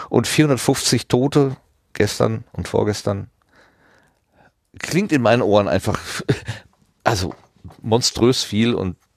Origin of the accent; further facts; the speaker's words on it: East Germany, Germany; now in West Germany, Germany; Wir sind beide knapp vor der Wende und dem World Wide Web geboren, in einem neuen Deutschland aufgewachsen und im Westen gelandet.